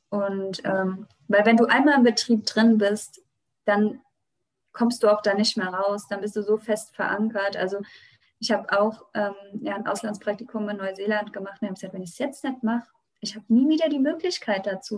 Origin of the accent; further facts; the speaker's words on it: western Rheinhessen, Rhineland-Palatinate, Germany; bei uns im Westen von Rheinhessen